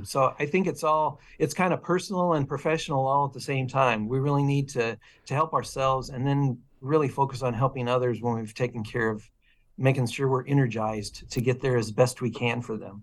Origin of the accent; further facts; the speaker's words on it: Illinois, United States; also born or lived in Portland, Oregon; now in Eugene, United States; I grew up in Illinois